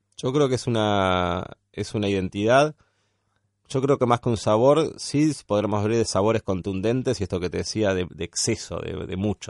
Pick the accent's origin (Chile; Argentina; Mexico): Argentina; San Fernando, Buenos Aires Province; moved away as an adult; Nosotros somos de, provincia de Buenos Aires, eh, él es de Martínez, yo soy de San Fernando Tigre